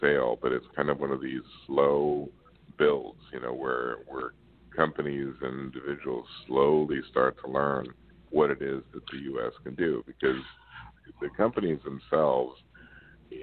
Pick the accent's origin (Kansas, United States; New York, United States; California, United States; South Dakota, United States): Kansas, United States; I'm from Kansas